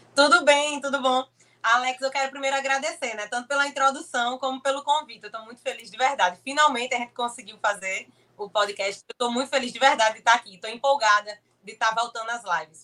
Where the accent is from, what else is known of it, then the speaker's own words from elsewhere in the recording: Olinda, Pernambuco, Brazil; Eu tenho 25 anos, sou de Olinda, Pernambuco